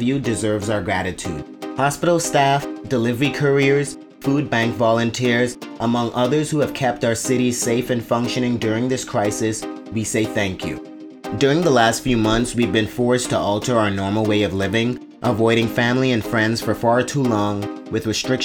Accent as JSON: {"language": "English", "country": "Bahamas", "tie": "born or raised there", "said": "As a child growing up in the Bahamas, I have fond memories of Junkanoo with my family on Boxing Day"}